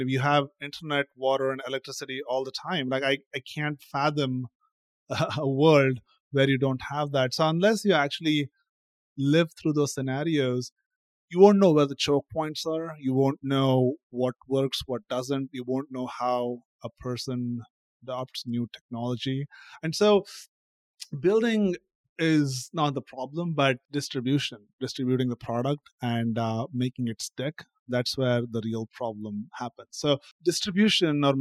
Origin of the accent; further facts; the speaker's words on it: India; moved away as an adult; now in United States; Growing up in India, every kid on average is trilingual.